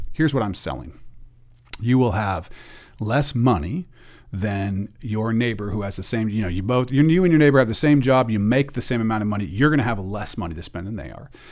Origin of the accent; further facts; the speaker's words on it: Portland, Oregon, United States; I'm from the Portland area